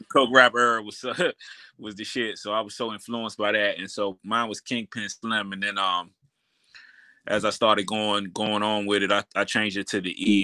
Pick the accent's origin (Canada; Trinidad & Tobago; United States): United States; Washington, District of Columbia; I grew up uptown. I grew up uptown, so um, I actually uh, grew up around like Adams Morgan area, you know, 17th Street side